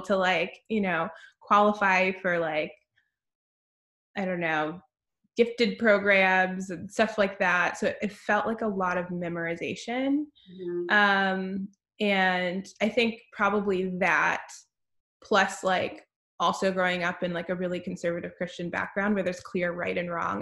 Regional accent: Lisle, Illinois, United States; I grew up outside Chicago, about 30 minutes outside of the city, in a town called Lisle

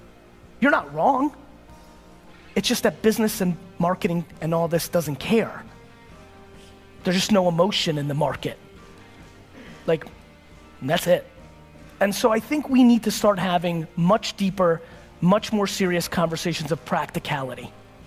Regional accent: California, United States; I know tons of people who I grew up with in the Silicon Valley boom

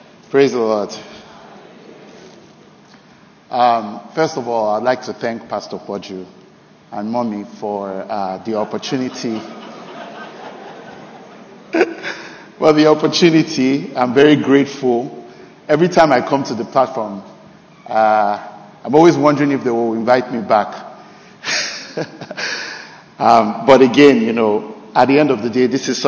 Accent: Nigeria; moved away; also born or lived in Canada; this year, 2023, July 4th, will mark 10 years since I came back to Nigeria from Canada

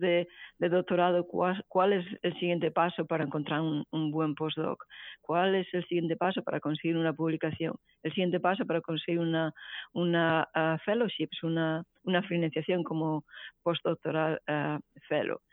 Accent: Bretoña, Galicia, Spain; moved away as an adult; also born or lived in Santiago de Compostela / Barcelona / Paris; now in Houston, United States; yo soy originariamente de Galicia, eh, en concreto de Bretoña, que es un pueblo de la provincia de Lugo

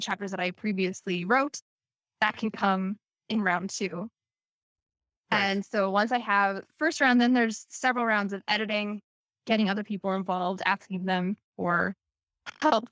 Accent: Canada; also born or lived in South Korea; I'm from Canada

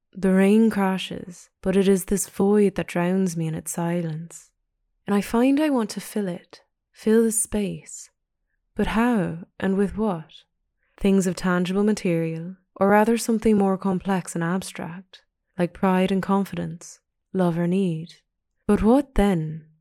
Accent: Pacific Northwest of Canada, British Columbia, Canada; moved away; Growing up in the Pacific Northwest of Canada

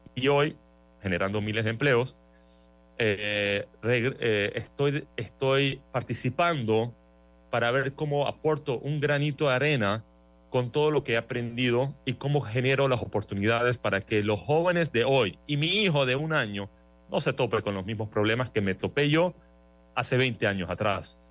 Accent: Panama; soy panameño, casado

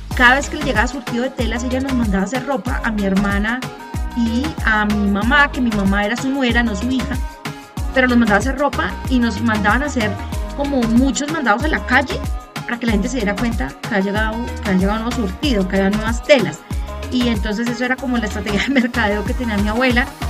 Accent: Colombia; Soy colombiana, vivo en Bogotá

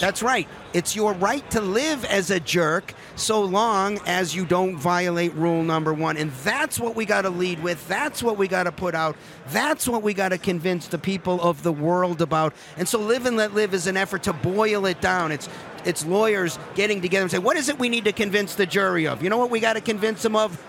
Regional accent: Massachusetts, United States; I'm from Massachusetts

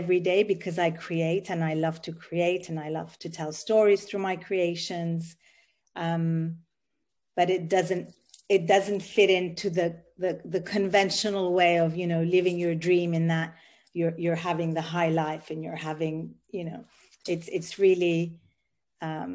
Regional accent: Sudan; moved away; also born or lived in Ethiopia / Italy; I am Italian. I was born in Ethiopia, and I grew up in Sudan.

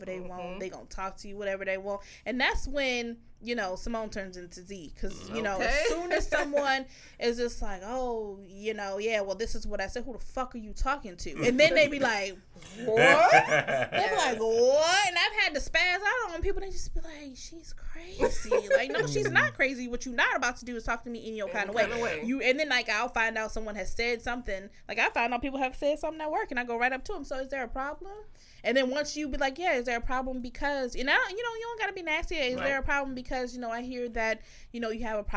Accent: rural Virginia, United States; moved away; I'm from the South. And, you know, me and Verse are from VA, but I'm from the country part of VA

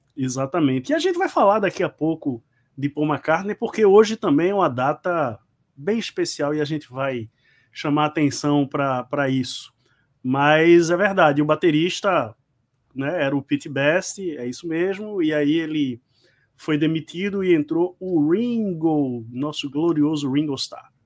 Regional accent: Recife, Pernambuco, Brazil; nós somos um canal nordestino, pernambucano, somos aqui do Recife

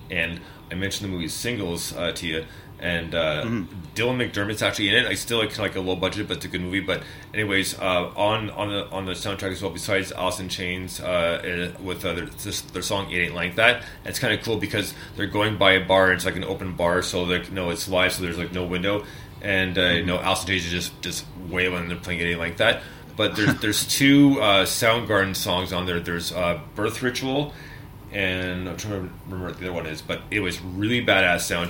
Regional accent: Montreal, Quebec, Canada; now in London, Canada; I grew up in Montreal.

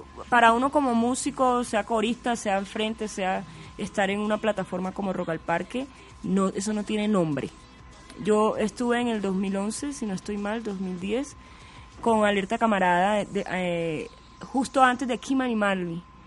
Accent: Barranquilla, Atlántico, Colombia; moved away as an adult; also born or lived in Tumaco; now in Bogotá, Colombia; me sentía más barranquillera, porque yo nací, salí de Tumaco siendo bebé

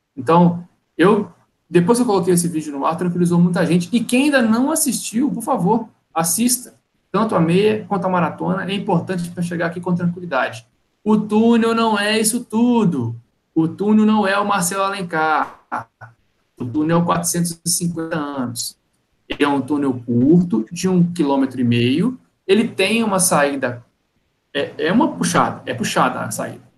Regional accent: Minas Gerais, Brazil; now in Rio de Janeiro, Brazil; eu não sou nascido no Rio. Eu sou mineiro, vir para cá

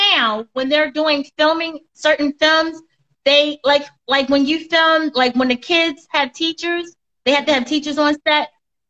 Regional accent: Baltimore, Maryland, United States; moved away as an adult; she said I was from Baltimore

